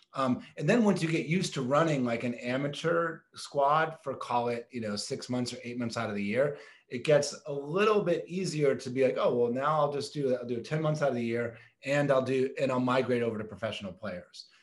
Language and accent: English; Boston, Massachusetts, United States; I grew up in Boston as a, as a Red Sox fan.